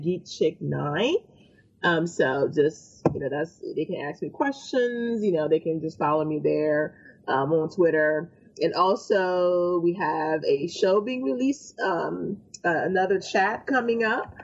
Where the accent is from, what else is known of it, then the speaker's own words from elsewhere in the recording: Haiti; now in United States; I'm not originally from this, you know, from America, you know, I came from Haiti.